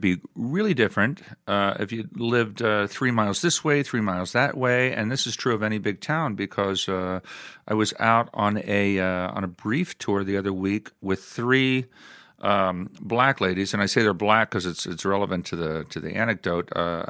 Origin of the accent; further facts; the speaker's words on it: East Coast, United States; moved away as an adult; also born or lived in Midwest; now in Los Angeles, United States; I was born and raised on the East Coast